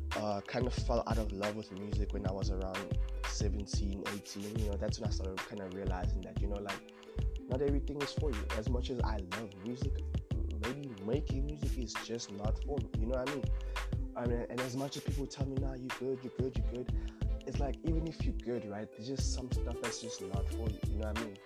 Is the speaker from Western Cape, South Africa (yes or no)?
yes; Cape Town, Western Cape, South Africa; Born and raised in Cape Town.